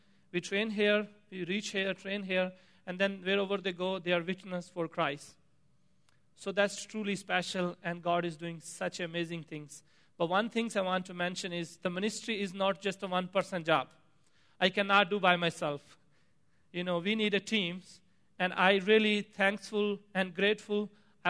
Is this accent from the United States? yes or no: no; Pakistan; moved away; As I grew up in Pakistan, Eastern Pakistan